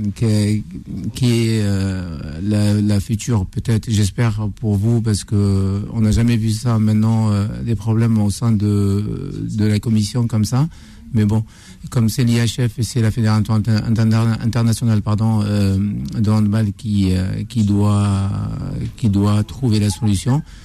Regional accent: Algeria; now in Paris, France; j'ai grandi, je suis né à Orange, j'ai grandi à Orange, j'ai été formé à Orange

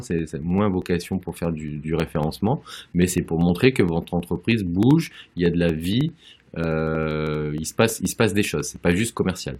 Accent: Auvergne-Rhône-Alpes, France; en tant qu'Auvergnat

